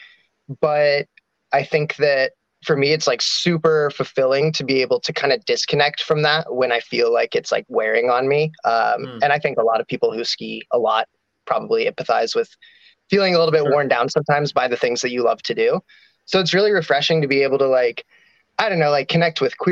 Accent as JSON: {"language": "English", "town": "Durango", "region": "Colorado", "country": "United States", "tie": "born or raised there", "also_born_or_lived": "Denver, Colorado", "moved": "yes", "lives_now": "Portland, United States", "said": "I grew up in Durango, Colorado, which is like, you know, it's a ski town, more or less"}